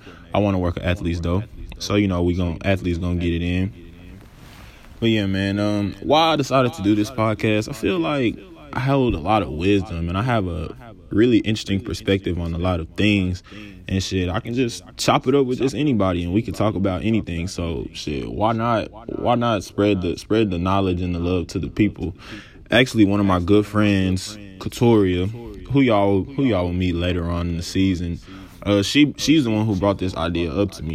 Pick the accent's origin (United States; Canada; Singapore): United States; Dallas, Texas; I was born and raised in Dallas, Texas, Oak Cliff to be exact